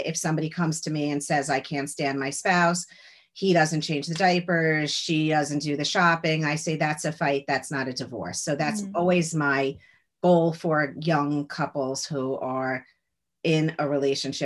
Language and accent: English; Lawrence, New York, United States; now in New York City, United States; I grew up in Lawrence, Long Island.